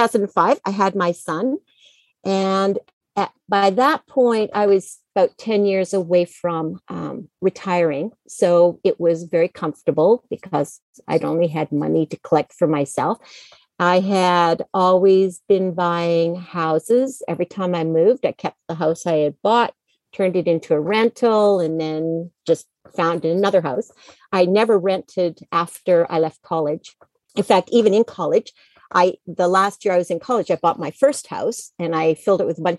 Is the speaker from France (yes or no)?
no; Canada; moved away as an adult; also born or lived in United States; now in Penang, Malaysia; I grew up in Canada. I moved to the States in the late 90s